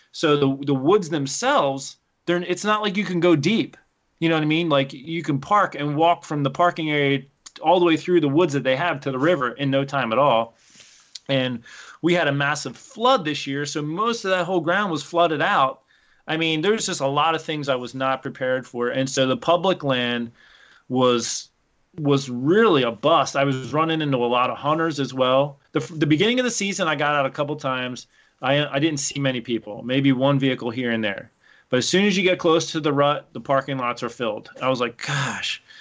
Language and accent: English; Pennsylvania, United States